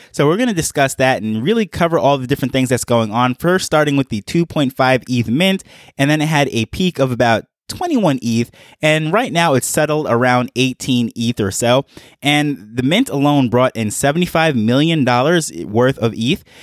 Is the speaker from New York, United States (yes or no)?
yes; New York, United States; moved away as an adult; now in Jamaica; now I'm in Jamaica. However, I grew up in New York